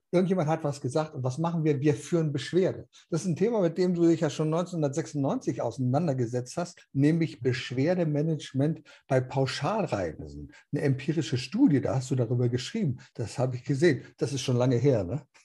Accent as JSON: {"language": "German", "region": "Berlin", "country": "Germany", "tie": "born or raised there", "moved": "yes", "said": "in meiner alten Heimat. Da warst in Berlin."}